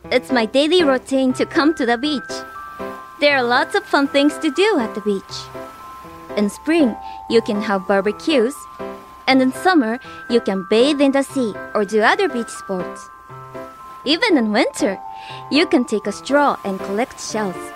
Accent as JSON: {"language": "English", "region": "Kanagawa", "country": "Japan", "tie": "born or raised there", "said": "I was born and raised here in Kanagawa-ken."}